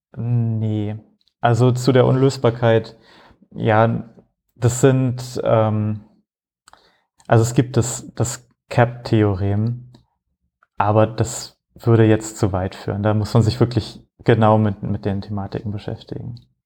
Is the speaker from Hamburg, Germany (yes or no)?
yes; Hamburg, Germany; moved away as an adult; also born or lived in Frankfurt; now in Rotterdam, Netherlands; Ich komme eigentlich aus Hamburg